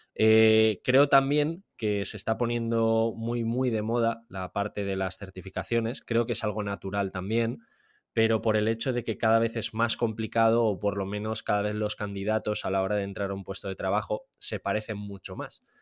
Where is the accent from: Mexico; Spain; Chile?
Spain; Valencia, Valencian Community; moved away as an adult; now in Austria; yo soy de Valencia, pese a que ahora vivo en, vivo en Austria